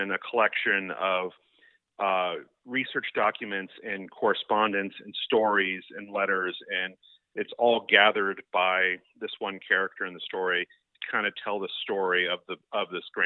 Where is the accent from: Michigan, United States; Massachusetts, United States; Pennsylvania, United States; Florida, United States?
Florida, United States; Seminole; I'm from the Tampa Bay area in Florida. I grew up in Seminole